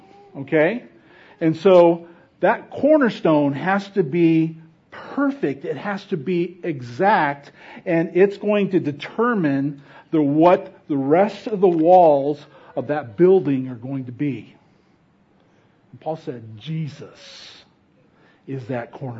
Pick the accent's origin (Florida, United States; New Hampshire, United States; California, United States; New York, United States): California, United States; Fresno; moved away; I grew up in Fresno